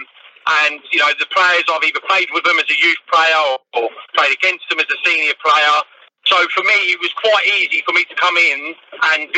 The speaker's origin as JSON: {"language": "English", "town": "Canterbury", "region": "South East England", "country": "United Kingdom", "tie": "born or raised there", "said": "I'm born and bred Canterbury."}